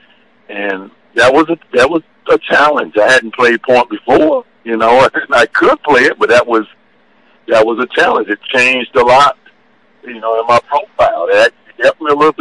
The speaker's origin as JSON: {"language": "English", "region": "North Carolina", "country": "United States", "said": "I'm from the state of North Carolina"}